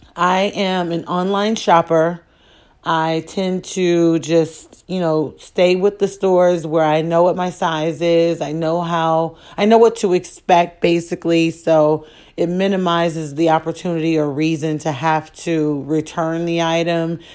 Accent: Chicago, Illinois, United States; I am from Chicago

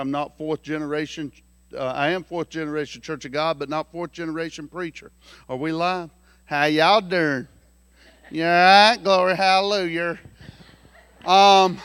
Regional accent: South Carolina, United States; I'm from South Carolina

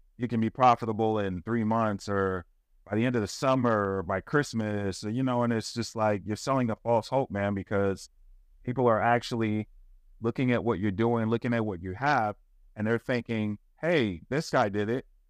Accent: the South, United States; I was raised in the South, you know, I, I, I didn't grow up in Italy

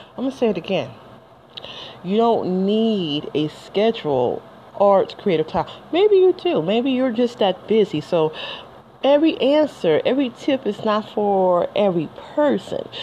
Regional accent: Detroit, Michigan, United States; I'm from Detroit and you know, the coney dogs with the chili and the onions

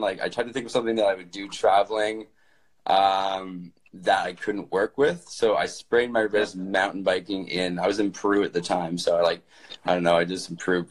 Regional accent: Galiano Island, British Columbia, Canada; also born or lived in Vancouver; I grew up in British Columbia in Canada, on a very small island that only had like 1,000 people on it called Galliano Island

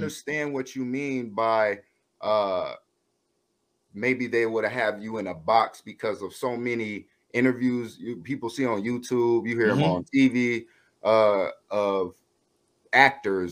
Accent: Atlanta, Georgia, United States; that's my hometown

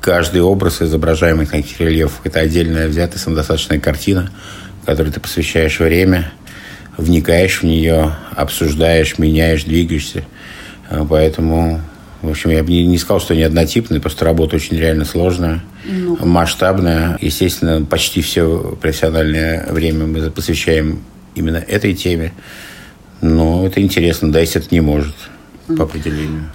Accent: Moscow, Russia; also born or lived in Ufa, Bashkortostan, Russia; я родился в Уфе, э, люблю свою родину малую. Ну, вся жизнь моя связана с Москвой. В детстве я переехал в Москву и воспитывался как москвич

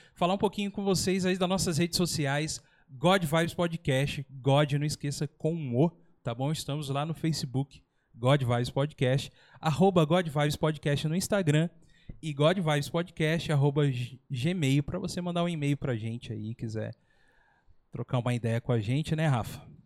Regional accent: São Paulo, Brazil; moved away; eu era de São Paulo, mas era ali bem Zona Sul. Anchieta, Carrefour Anchieta

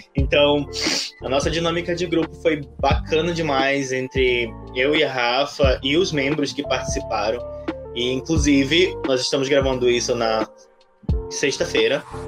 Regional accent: Amazonas, Brazil; Eu sou do Amazonas

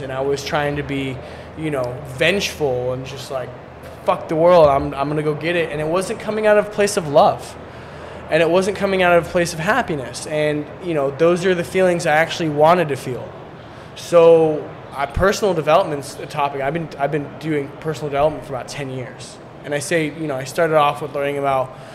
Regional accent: Seattle, Washington, United States; also born or lived in Poland; now in San Diego, United States; I was born in Seattle but lived in Poland growing up back and forth like mainly during the summer

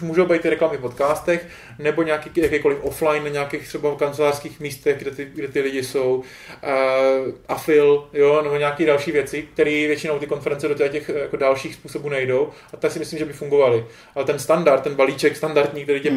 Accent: Czechia; accent: Czech English; jsem Čech a přicházím do Británie se špatnou nebo takovou českou angličtinou

